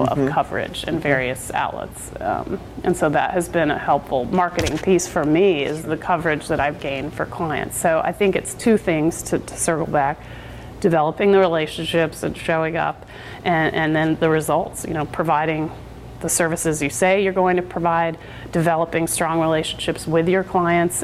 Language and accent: English; North Carolina, United States; now in Oregon, United States; I'm from North Carolina